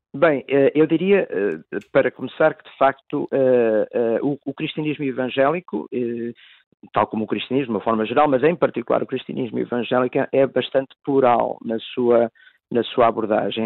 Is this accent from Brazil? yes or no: no; Tondela, Centro, Portugal; eu próprio sou natural de Tondela, no distrito de Viseu